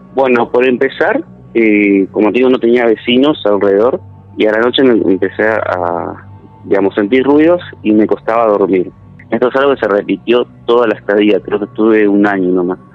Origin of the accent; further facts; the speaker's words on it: Santa Fe, Argentina; moved away as an adult; also born or lived in Villa Constitución; now in San Justo, Argentina; Yo soy santafesino